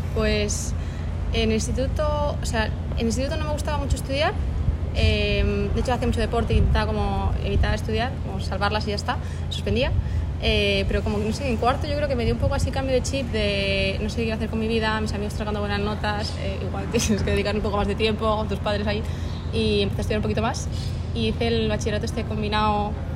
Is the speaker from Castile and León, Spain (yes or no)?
yes; Segovia, Castile and León, Spain; moved away as an adult; also born or lived in Madrid / Brazil / Valencia; yo salgo de Segovia, aunque hay gente que no se lo cree, pero soy de Segovia. Y bueno, estuve ahí hasta los 18